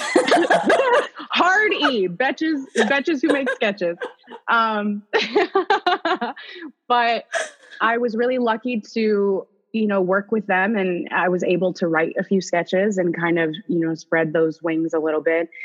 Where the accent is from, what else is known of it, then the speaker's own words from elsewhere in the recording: Orlando, Florida, United States; now in Los Angeles, United States; I'm from O Town, the big 407